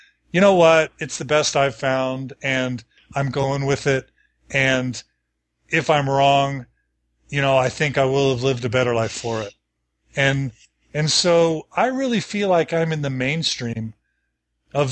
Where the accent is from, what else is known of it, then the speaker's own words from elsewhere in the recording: Texas, United States; moved away as an adult; also born or lived in Dallas / Washington, District of Columbia, United States / Chicago / Seattle; now in Logan, United States; I grew up in Texas the whole time